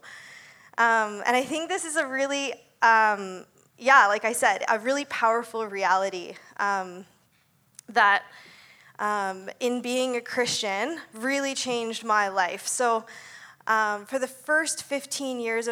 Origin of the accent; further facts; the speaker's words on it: Ontario, Canada; moved away as an adult; also born or lived in Abbotsford / Surrey; I grew up in Ontario, and I moved out here when I was 18